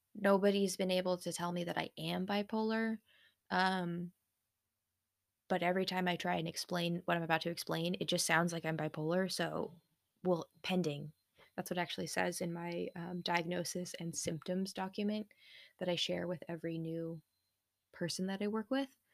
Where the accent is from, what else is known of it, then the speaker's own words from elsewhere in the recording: United States; being an American in the nineties